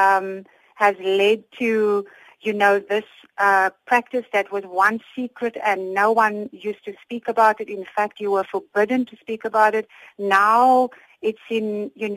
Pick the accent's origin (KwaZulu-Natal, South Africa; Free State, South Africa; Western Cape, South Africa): Western Cape, South Africa; Cape Town; I was born in Cape Town and grew up in a Muslim family here locally